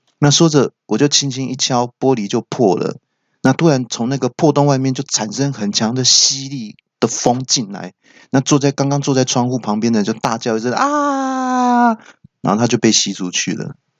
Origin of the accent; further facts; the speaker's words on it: Taiwan; 身为台湾人